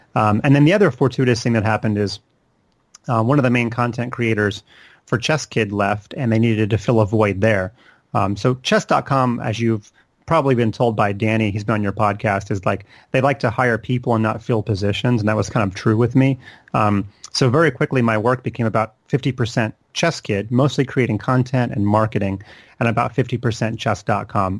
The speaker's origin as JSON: {"language": "English", "town": "Charlotte", "region": "North Carolina", "country": "United States", "tie": "born or raised there", "said": "I grew up in Charlotte, which is where I still live today"}